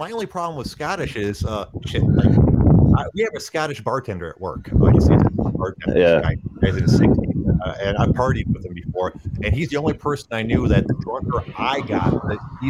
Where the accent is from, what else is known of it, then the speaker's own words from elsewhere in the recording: Midwest, United States; accent: heavy Midwestern; from what I've been told, I have a pretty heavy Midwestern accent.